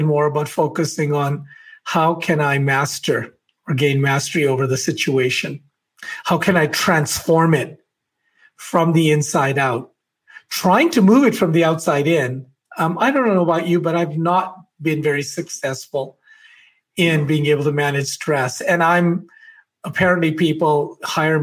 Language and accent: English; Alberta, Canada; I'm from Alberta.